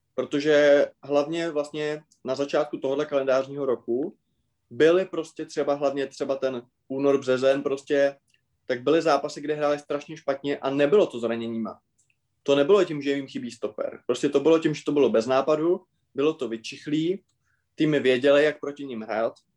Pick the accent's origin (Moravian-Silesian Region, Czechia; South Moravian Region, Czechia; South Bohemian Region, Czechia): South Bohemian Region, Czechia; České Budějovice; Já když jsem byl v septimě na víceletém gymnáziu u nás v Budějcích